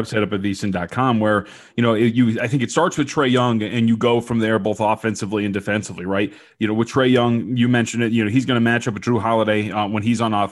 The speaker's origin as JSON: {"language": "English", "town": "Las Vegas", "region": "Nevada", "country": "United States", "tie": "born or raised there", "also_born_or_lived": "Santa Ana, California", "said": "I was born out in Santa Ana and, you know, spent some years out there, but, you know, before I remember anything, and it came out to Vegas"}